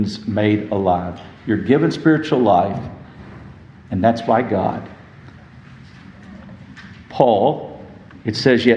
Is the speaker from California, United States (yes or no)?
no; West Texas, United States; I grew up in West Texas